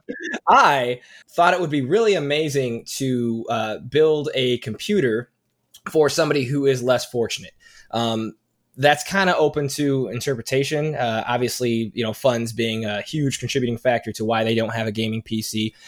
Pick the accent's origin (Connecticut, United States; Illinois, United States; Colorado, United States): Illinois, United States; Chicago; I'm from the Chicagoland area